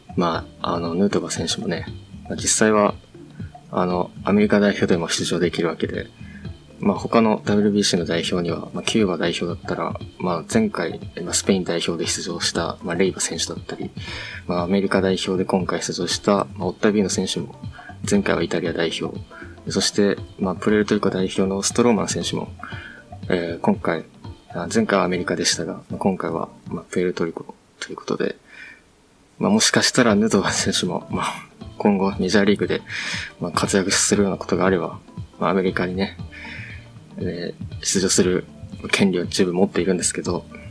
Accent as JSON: {"language": "Japanese", "region": "Hokkaido", "country": "Japan", "tie": "born or raised there", "said": "北海道生まれの一般人が"}